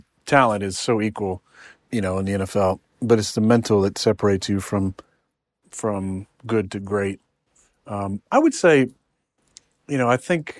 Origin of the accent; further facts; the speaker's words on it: California, United States; Yeah, I'm from California.